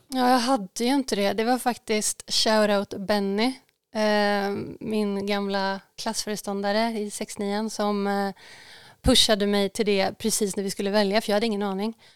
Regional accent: Tidaholm, Västra Götaland, Sweden; now in Stockholm, Sweden; vi bodde ju, uh, men, var fan bodde vi? Men vid Hyltasjön, om folk vet vart det ligger. Ja. Det, upp, det är uppe i skogen, uppe på Hökensås

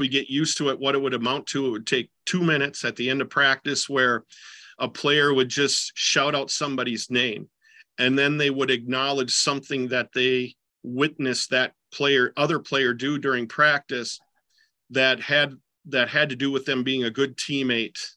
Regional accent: southeastern Minnesota, United States; also born or lived in Decorah, Iowa / Jordan, Minnesota; I grew up in southeastern Minnesota

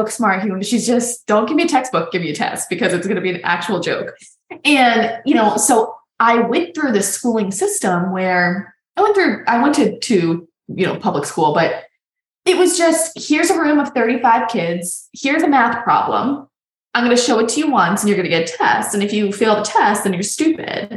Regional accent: Boston, Massachusetts, United States; moved away as an adult; also born or lived in New York; now in New Mexico, United States; I'm from Boston

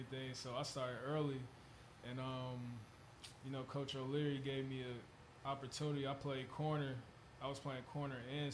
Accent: Atlanta, Georgia, United States; also born or lived in Suwanee, Georgia; I grew up in Atlanta, Georgia

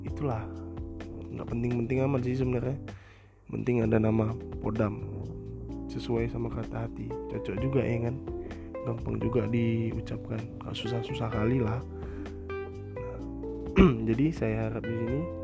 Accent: Medan, North Sumatra, Indonesia; saya dari Medan

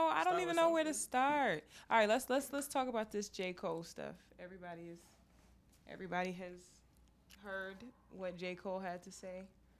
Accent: Nigeria; But you make fun of me because I'm from Nigeria.

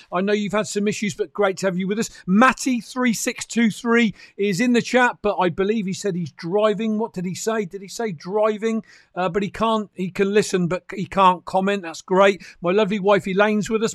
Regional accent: United Kingdom; I'm a Brit

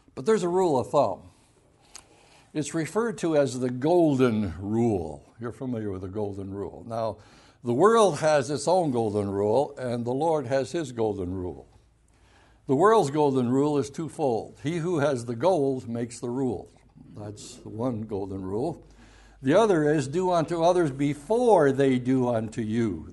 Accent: Grand Haven, Michigan, United States; I was raised right there in Spring Lake and Grand Haven.

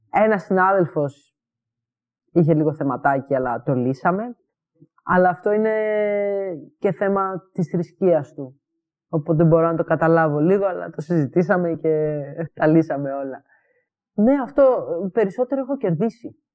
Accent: Greece; moved away; also born or lived in Edinburgh, United Kingdom; Όταν έφυγα από Ελλάδα, ε, αποστασιοποιήθηκα από όλη αυτή την κοινότητα, γιατί πλέον δεν ένιωθα ότι μου χρειάζεται στο Εδιμβούργο.

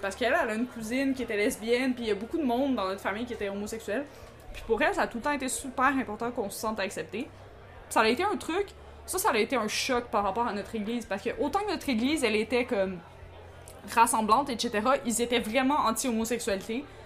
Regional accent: Montreal, Quebec, Canada; on a été élevés à Montréal-Nord

